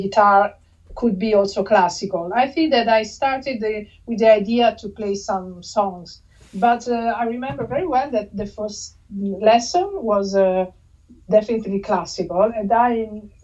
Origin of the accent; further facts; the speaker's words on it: Latina, Lazio, Italy; I grew up in Latina. Latina is very close to Rome